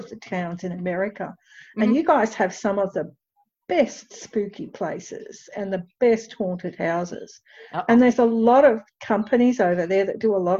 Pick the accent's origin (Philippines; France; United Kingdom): United Kingdom